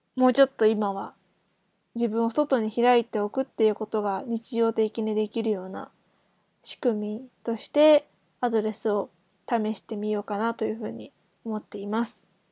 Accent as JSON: {"language": "Japanese", "country": "Japan", "said": "日本人も何人まあ私含めて2人"}